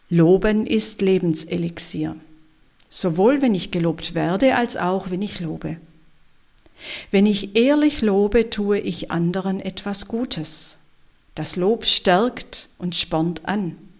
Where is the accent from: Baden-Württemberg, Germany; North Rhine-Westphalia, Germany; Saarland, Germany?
Baden-Württemberg, Germany; Swabia; als Schwäbin